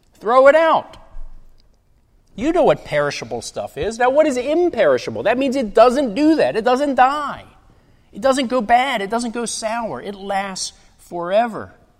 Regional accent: Baltimore, Maryland, United States; now in Fountain Inn, United States; I'm from Baltimore, Baltimore, Maryland

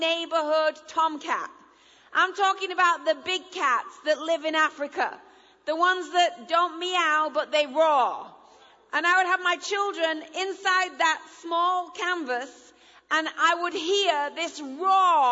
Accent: England, United Kingdom; first language English; moved away as an adult; now in United States; I married an American, so I'm bilingual, so I understand you all. I'm now an American citizen and an English citizen

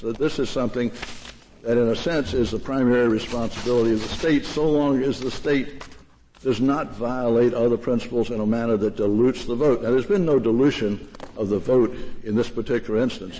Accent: Durham, North Carolina, United States; Durham, my hometown

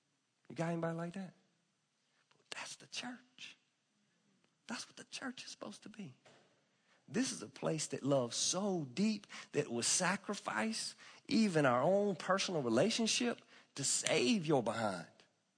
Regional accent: the South, United States; I grew up in the South where, at least in white culture, you had to be on time at a wedding.

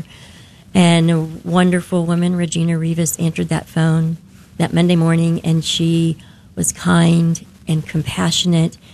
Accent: Denton, Texas, United States; I'm from Denton

